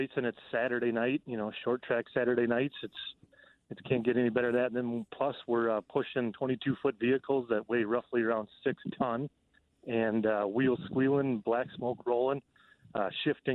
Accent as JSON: {"language": "English", "region": "Minnesota", "country": "United States", "accent": "northern", "said": "I'm from Minnesota, if you can tell. I got a northern accent"}